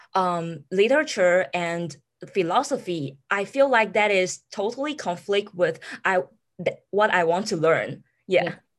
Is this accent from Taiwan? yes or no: yes; Taiwan; moved away as an adult; now in Amherst, United States; I I come from Taiwan too